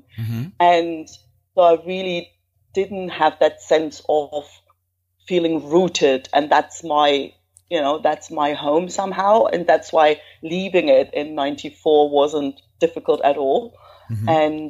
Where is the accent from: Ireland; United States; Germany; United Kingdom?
Germany; East Germany; moved away as an adult; also born or lived in south of Spain; now in Spain; I'm originally from Germany. Well, actually, East Germany to be precise. And it has like that, having grown up behind the wall